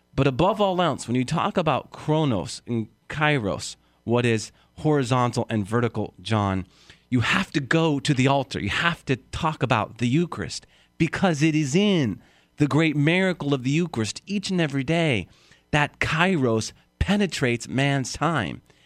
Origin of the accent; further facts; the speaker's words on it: San Ramon, California, United States; moved away; My hometown was San Ramon.